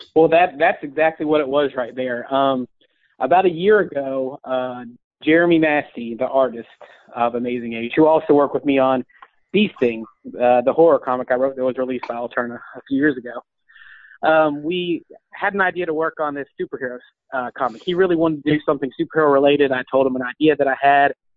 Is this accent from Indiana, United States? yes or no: no; Georgia, United States; I grew up in Georgia